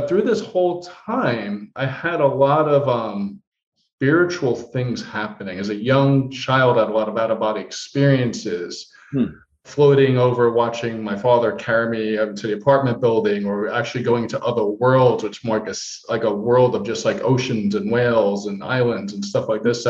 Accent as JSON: {"language": "English", "town": "Heidelberg", "region": "Baden-Württemberg", "country": "Germany", "tie": "born there", "said": "I was born on the Heidelberg Army Base, Heidelberg, Germany."}